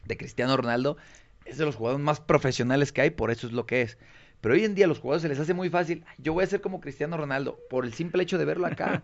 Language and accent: Spanish; Tonalá, Jalisco, Mexico; also born or lived in Guadalajara; soy nacido en Guadalajara, pero criado y crecido en, Tonalá. Soy de Lomas del Camichín